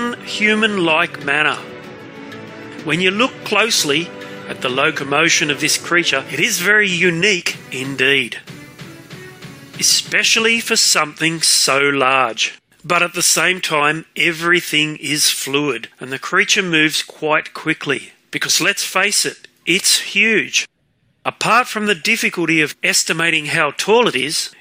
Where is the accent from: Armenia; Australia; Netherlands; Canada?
Australia; I'm an Australian artist